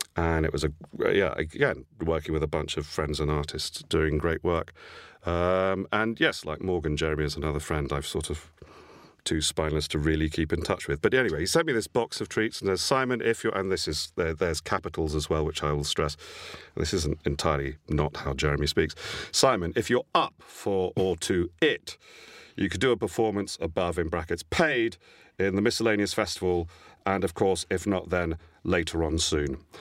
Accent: Isle of Wight, South East England, United Kingdom; I was born on the Isle of Wight

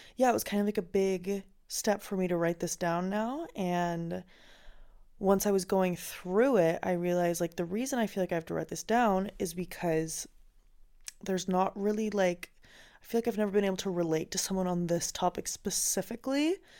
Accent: Finland; I grew up in Finland

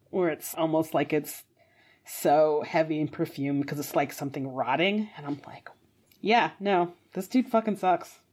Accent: United States; as an American

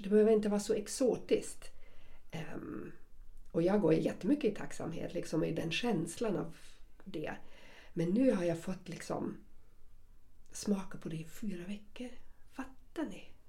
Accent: Germany; accent: German; Swedish is a second language; now in Sweden; jag har fortfarande mitt tyska uttal, för någon svensk kommer jag alltid vara en tyska

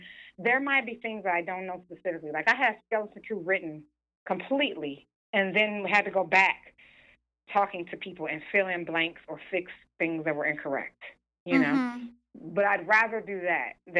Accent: Detroit, Michigan, United States; moved away; also born or lived in New York; growing up in Detroit was like, it was the blackest city in the country when I was growing up

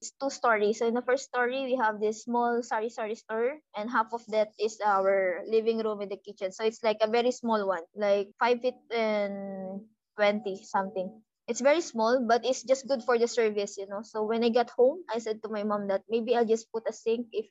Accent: Iloilo City, Western Visayas, Philippines; we're from Iloilo.

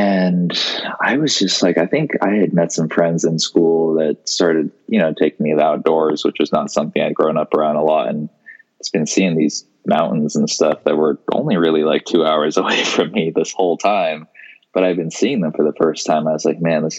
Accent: Seattle, Washington, United States; I am born and raised in Seattle, Washington. Still live here.

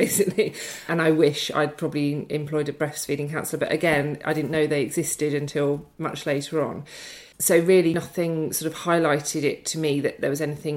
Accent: Brighton, South East England, United Kingdom; moved away; I'm from Brighton originally

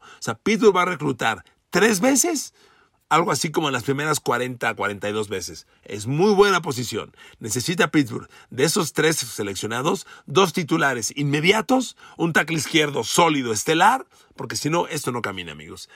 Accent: Mexico City, Mexico; also born or lived in Ecatepec, State of Mexico; Cuando yo iba a la secundaria, a la secundaria ciento treinta y cinco, en la colonia Linda Vista, del norte de la Ciudad de México, muy cerca de la salida ya al Estado de México, yo cre-, vivía en Ecatepec

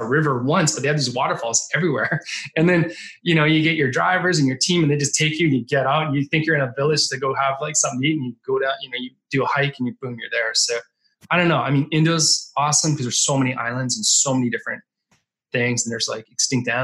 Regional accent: Canada; now in Manhattan Beach, United States; I grew up in Canada.

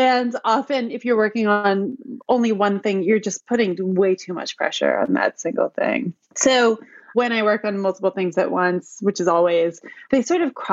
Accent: Cooperstown, New York, United States; I'm from Cooperstown, New York. It's a tiny little town in upstate New York

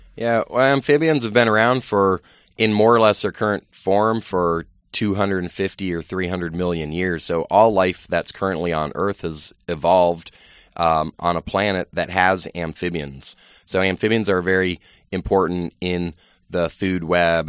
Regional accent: Virginia, United States; I grew up in Virginia

